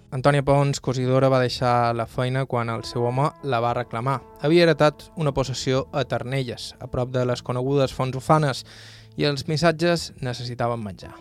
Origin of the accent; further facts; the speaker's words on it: Bunyola, Balearic Islands, Spain; del meu poble, Bunyola